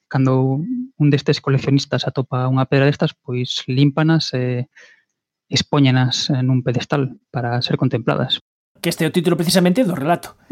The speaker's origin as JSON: {"language": "Galician", "town": "Vigo", "region": "Galicia", "country": "Spain", "said": "Aquí en Vigo, de, de onde son eu"}